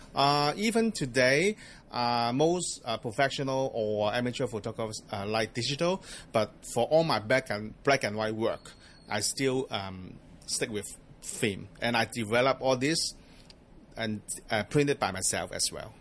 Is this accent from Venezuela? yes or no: no; Hong Kong; also born or lived in Australia; I grew up here in Hong Kong